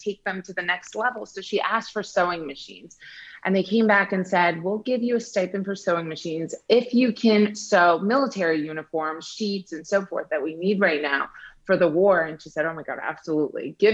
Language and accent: English; United States; also born or lived in Iran; I immigrated to the US around the age of 7